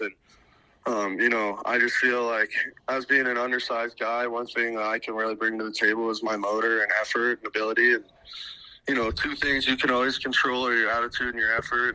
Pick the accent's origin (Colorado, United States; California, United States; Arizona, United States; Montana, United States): Montana, United States; Bozeman; I was obviously growing up in Bozeman, Montana.